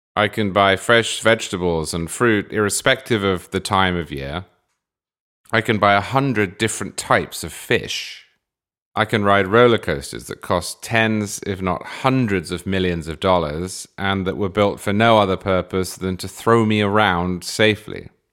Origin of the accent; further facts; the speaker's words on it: England, United Kingdom; moved away as an adult; now in United States; I was born in England in the nineteen eighties, and then I moved to America in the twenty tens